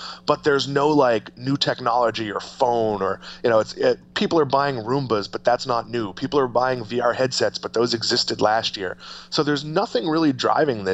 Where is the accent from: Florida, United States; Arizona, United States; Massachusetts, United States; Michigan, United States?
Massachusetts, United States; I grew up with blue laws as well, but they've mostly gone away in Massachusetts